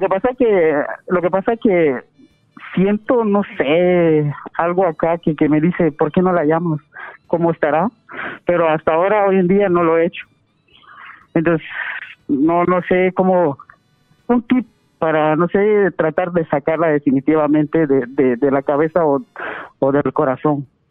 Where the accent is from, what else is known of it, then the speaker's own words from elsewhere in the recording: Guatemala; moved away as an adult; estaba yo allá en mi, en mi país, en Guatemala. Y como dada la situación económica y todo eso, decidí venirme para acá